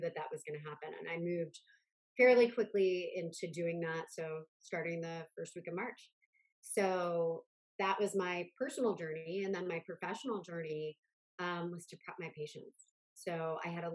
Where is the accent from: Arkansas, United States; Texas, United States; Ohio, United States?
Ohio, United States; Akron; moved away as an adult; now in New York, United States; I grew up close by in Akron